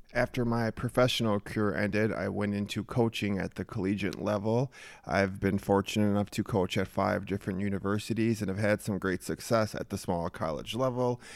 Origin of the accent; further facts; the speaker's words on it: Minnesota, United States; born and raised in Minnesota